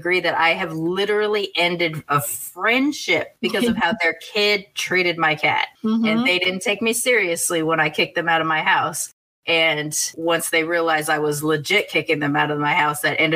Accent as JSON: {"language": "English", "country": "United States", "said": "I'm American, but both of my grandmothers are from other countries"}